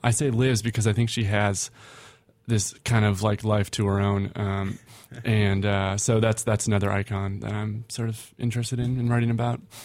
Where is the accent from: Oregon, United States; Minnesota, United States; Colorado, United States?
Minnesota, United States; Minneapolis; I'm from Minneapolis